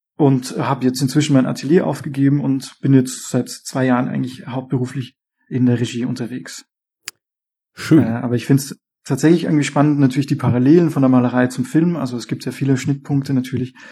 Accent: Austria; now in Berlin, Germany; aber ich komme ja aus Österreich ursprünglich.

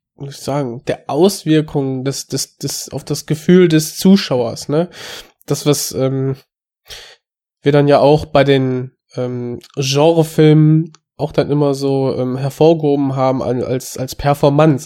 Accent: Germany; als Deutscher

